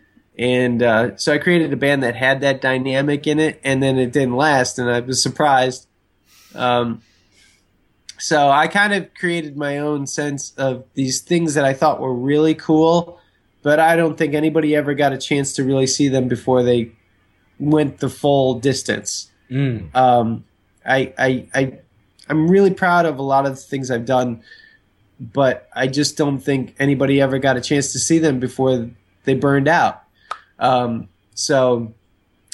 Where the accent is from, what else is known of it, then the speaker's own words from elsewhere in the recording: Buffalo, New York, United States; moved away; I grew up in Buffalo, New York, the other side of the state